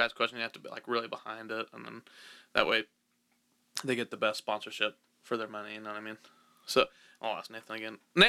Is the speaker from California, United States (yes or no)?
no; Kansas, United States; I'm from Kansas. This is a breadbasket of the world